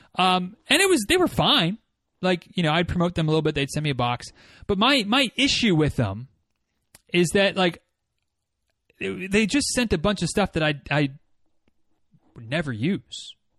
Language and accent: English; Northern Michigan, United States; moved away; my hometown